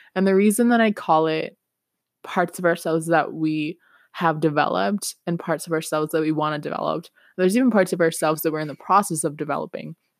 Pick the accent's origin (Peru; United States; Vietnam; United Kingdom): Peru; English is a second language; now in Canada; I'm from Peru originally